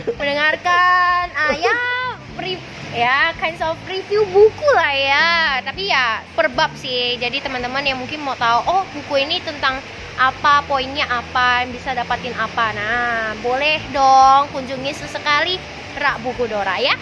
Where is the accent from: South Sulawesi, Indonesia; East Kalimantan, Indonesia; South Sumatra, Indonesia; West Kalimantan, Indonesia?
West Kalimantan, Indonesia; Pontianak; aku memang asli kan dari Pontianak